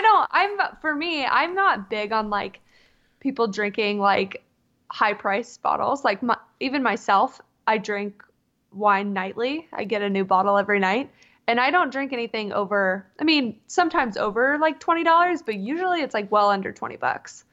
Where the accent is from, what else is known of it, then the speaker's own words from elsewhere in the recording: Southern California, United States; moved away as an adult; also born or lived in Mississippi; now in Seattle, United States; I was born and raised in Southern California, like, damn near in Tijuana.